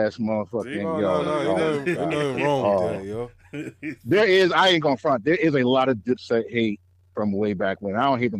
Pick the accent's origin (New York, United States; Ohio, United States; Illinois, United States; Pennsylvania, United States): New York, United States; New York City; I'm from Brooklyn.